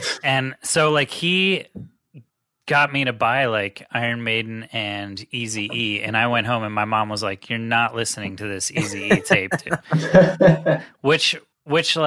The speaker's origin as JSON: {"language": "English", "town": "Cumberland", "region": "Maryland", "country": "United States", "tie": "born or raised there", "also_born_or_lived": "South Florida", "moved": "as an adult", "said": "I grew up in Cumberland, Maryland, it's about 4 hours west of this area in Philly"}